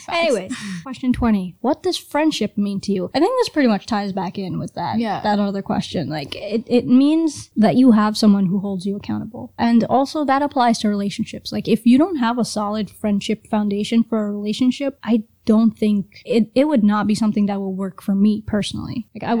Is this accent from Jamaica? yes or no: no; Trinidad & Tobago; moved away; also born or lived in Brooklyn, New York; Well, I grew up in Trinidad, and then we moved to Brooklyn.